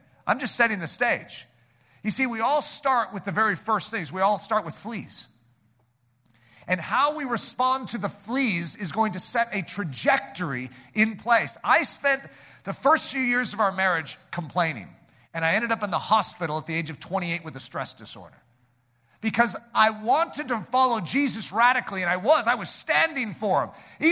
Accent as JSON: {"language": "English", "country": "United States", "also_born_or_lived": "Colorado / Michigan", "said": "we're American Christians"}